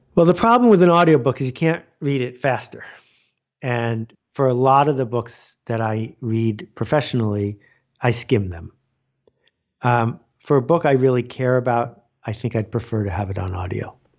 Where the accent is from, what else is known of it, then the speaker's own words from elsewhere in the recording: Buffalo, New York, United States; I grew up in Buffalo, New York, which is known around the world for snow.